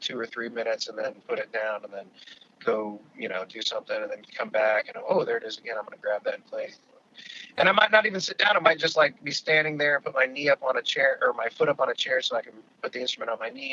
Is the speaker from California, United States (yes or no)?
yes; California, United States; also born or lived in Alaska; now in Washington, D.C., United States; I'm from California originally